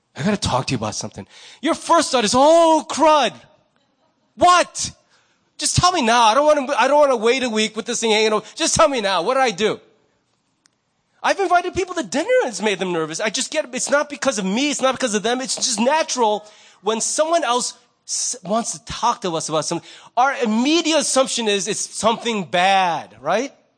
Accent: United States; I'm Korean American.

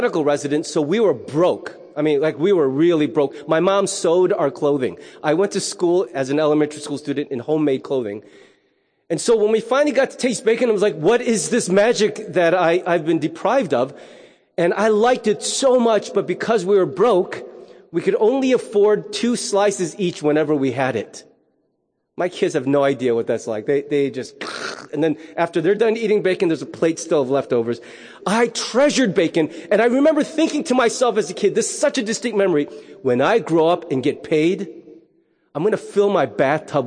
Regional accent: United States; as an American

